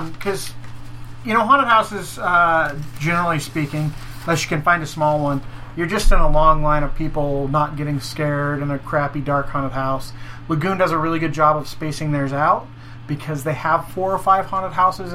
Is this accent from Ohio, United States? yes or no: no; Wyoming, United States; now in Utah, United States; So I grew up in Wyoming. That's where I was. Spent most of my formative elementary, middle school, and high school years was in various parts of Wyoming